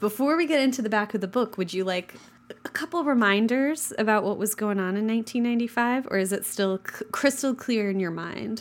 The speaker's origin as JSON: {"language": "English", "region": "western Kansas", "country": "United States", "tie": "born or raised there", "said": "the first one that got built in my hometown"}